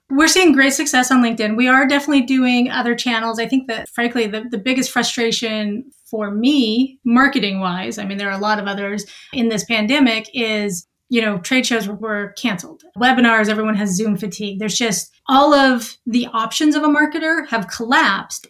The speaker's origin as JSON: {"language": "English", "region": "Montana", "country": "United States", "also_born_or_lived": "Boston", "moved": "as an adult", "said": "I'm originally from a small town in Montana"}